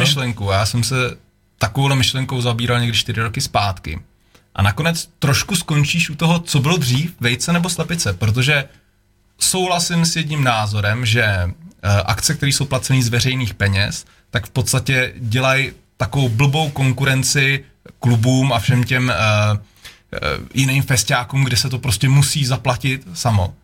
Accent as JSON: {"language": "Czech", "country": "Czechia", "also_born_or_lived": "Prague", "moved": "as an adult", "said": "já jsem byl Krkonoše, pak asi deset let Praha"}